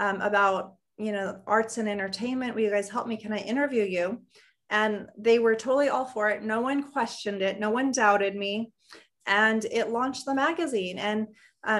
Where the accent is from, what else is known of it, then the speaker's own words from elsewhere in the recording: Los Angeles, California, United States; I grew up in Los Angeles